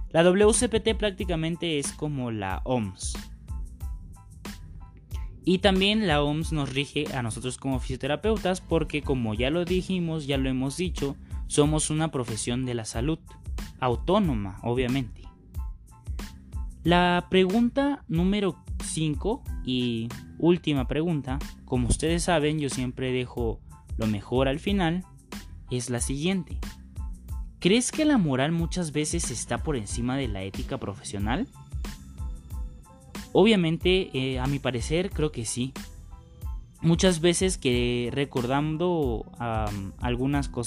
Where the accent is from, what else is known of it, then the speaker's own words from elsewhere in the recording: Mexico; ya que como mexicanos siempre buscamos dar lo mejor de nosotros para con las otras personas